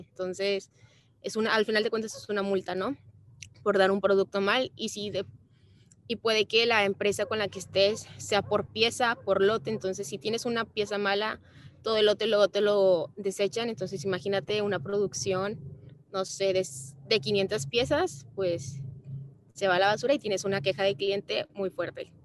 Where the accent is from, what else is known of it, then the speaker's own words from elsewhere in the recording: Mexico; los mexicanos somos como más amorosos que los, los brasileños